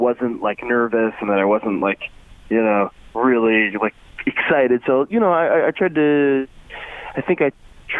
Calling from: Troy, United States; I'm calling from Troy.

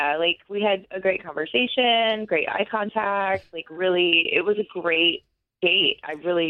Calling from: Kissimmee, Florida, United States; I'm calling from Kissimmee.

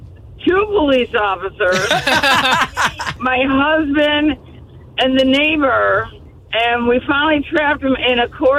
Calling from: Port St. John, Florida, United States; I'm from Port St. John.

